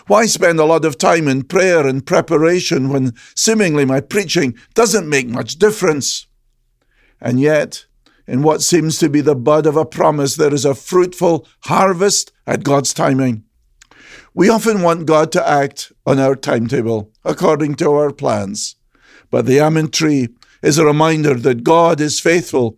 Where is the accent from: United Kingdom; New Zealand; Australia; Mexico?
United Kingdom; Scotland; Growing up in Scotland